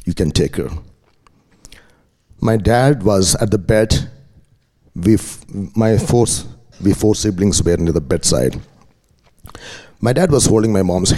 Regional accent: India; moved away; I'm from India. I'm raised up in a Christian family.

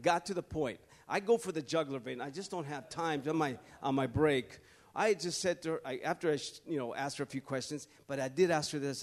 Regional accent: California, United States; I'm from California

